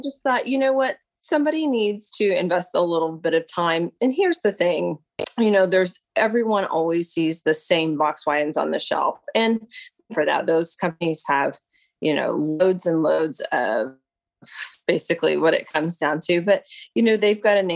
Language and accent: English; Lebanon, Missouri, United States; moved away as an adult; now in Tulsa, United States; So I'm from Lebanon, Missouri.